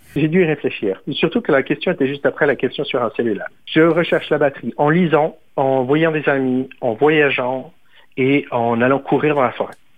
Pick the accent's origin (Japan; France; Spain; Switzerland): Switzerland; moved away